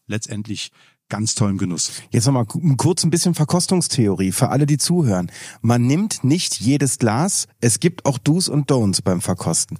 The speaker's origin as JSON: {"language": "German", "region": "North Rhine-Westphalia", "country": "Germany", "tie": "born or raised there", "said": "ich komme ja selber äh, gebürtig aus Nordrhein-Westfalen"}